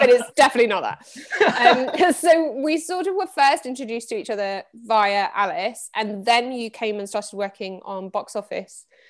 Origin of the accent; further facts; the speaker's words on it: Midlands, United Kingdom; also born or lived in Reading; I grew up in the Midlands. I was actually born in Reading.